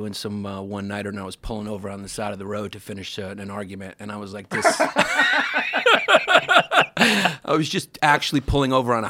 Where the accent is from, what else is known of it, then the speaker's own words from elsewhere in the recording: New York, United States; That's the one thing about being a New Yorker.